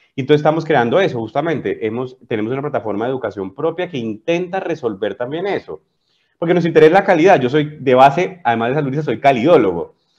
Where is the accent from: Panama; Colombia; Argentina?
Colombia; moved away as an adult; also born or lived in Spain; now in Chile; yo soy colombiano, como bien lo dices, llevo viviendo en Chile 12 años